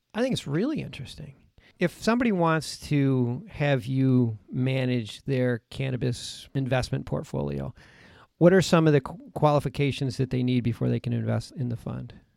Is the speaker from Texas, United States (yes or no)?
no; Buffalo, New York, United States; we're both from Buffalo, New York.